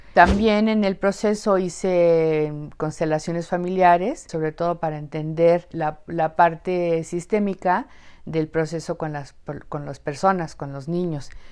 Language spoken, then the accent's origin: Spanish; Mexico; siempre me ubicaba como mexicana